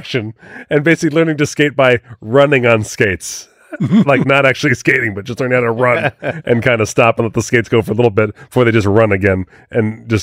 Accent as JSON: {"language": "English", "area": "Monmouth County", "region": "New Jersey", "country": "United States", "tie": "born or raised there", "said": "growing up in Monmouth County"}